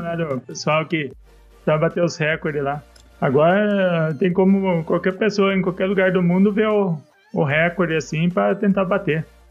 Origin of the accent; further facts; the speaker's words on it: Salto, São Paulo, Brazil; Ah, sou de Salto, São Paulo. Fica 100 km de São Paulo aqui